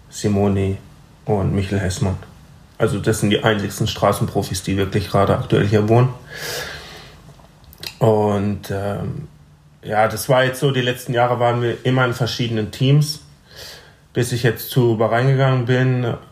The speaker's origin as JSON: {"language": "German", "town": "Breisach", "region": "Baden-Württemberg", "country": "Germany", "tie": "born or raised there", "also_born_or_lived": "Freiburg", "said": "ich bin hier geboren und in Breisach aufgewachsen."}